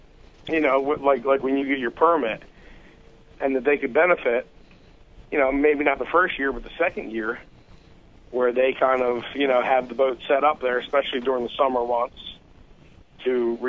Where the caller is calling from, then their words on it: New Jersey, United States; We doing? South Jersey.